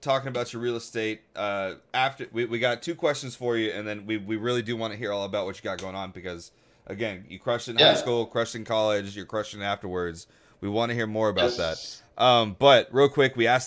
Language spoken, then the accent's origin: English; Cajun, Louisiana, United States; I'm Cajun